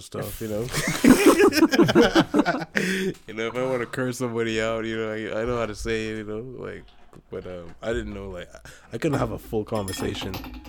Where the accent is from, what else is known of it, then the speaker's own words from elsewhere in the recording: Bahamas; moved away; Or when I grew up in the Bahamas, it was Creole.